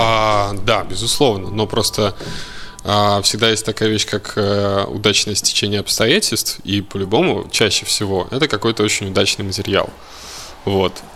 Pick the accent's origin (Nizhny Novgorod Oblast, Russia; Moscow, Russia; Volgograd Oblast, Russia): Moscow, Russia; я москвич. Э, хм. Вот не знаю, в каком поколении, блядь, но москвич